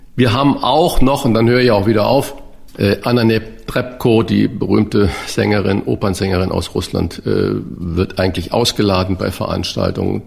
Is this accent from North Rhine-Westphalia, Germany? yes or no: no; St. Ingbert, Saarland, Germany; der Seifenplatz war bei uns in äh, St. Ingbert, so da komme ich her